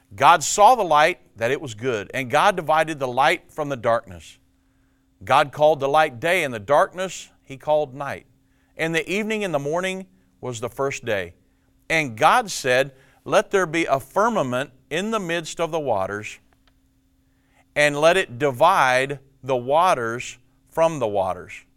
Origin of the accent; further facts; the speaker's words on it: Indiana, United States; moved away; I was born and raised in Indiana